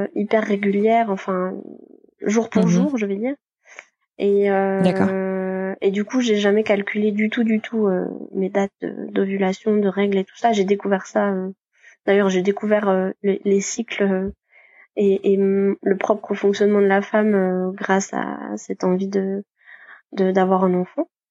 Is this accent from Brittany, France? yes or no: yes; Côtes-d'Armor, Brittany, France; also born or lived in Rennes; now in Brest, France; je suis originaire de, des Côtes d'Armor